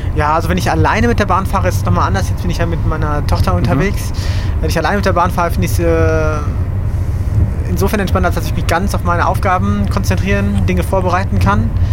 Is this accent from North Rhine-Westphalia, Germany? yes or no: yes; North Rhine-Westphalia, Germany; moved away as an adult; also born or lived in abroad; now in Berlin, Germany; ich bin aufgewachsen in Nordrhein-Westfalen